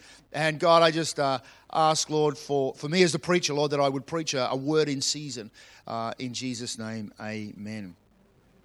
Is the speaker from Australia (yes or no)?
yes; New South Wales, Australia; now in Queensland, Australia; I was born in New South Wales. And I was born in New South Wales, but my heart is in Queensland.